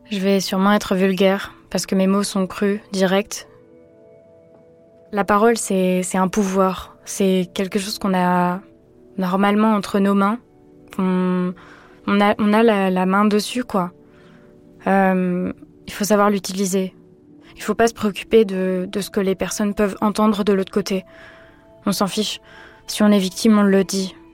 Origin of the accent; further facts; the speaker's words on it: Vendée, Pays de la Loire, France; also born or lived in Nantes; J'ai grandi en Vendée.